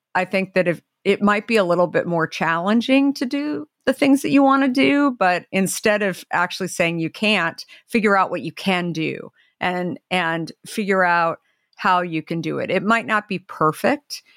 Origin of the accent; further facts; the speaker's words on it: Arizona, United States; now in Marin County, United States; growing up in Arizona